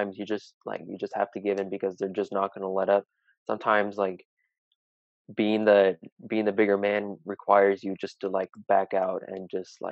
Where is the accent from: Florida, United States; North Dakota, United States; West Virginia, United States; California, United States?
California, United States; Dublin; also born or lived in Oakland, California; I'm basically raised in Dublin